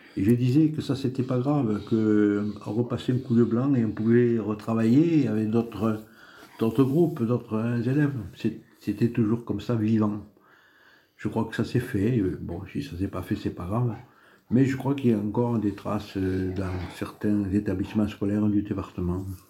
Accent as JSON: {"language": "French", "area": "Comminges", "region": "Occitania", "country": "France", "tie": "born or raised there", "also_born_or_lived": "Tarbes", "said": "Mes origines sont essentiellement rurales. Je suis né dans le Comminges, à 150 mètres de la Garonne"}